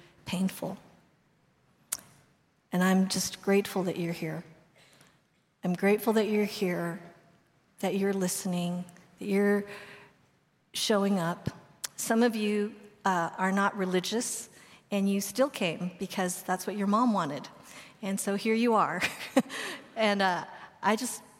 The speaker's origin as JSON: {"language": "English", "town": "Boulder", "region": "Colorado", "country": "United States", "tie": "born or raised there", "said": "I grew up in Boulder, Colorado"}